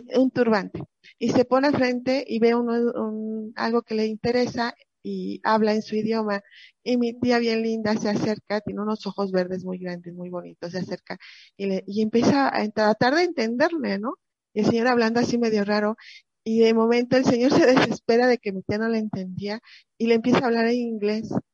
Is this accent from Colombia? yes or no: no; Mexico; como mexicano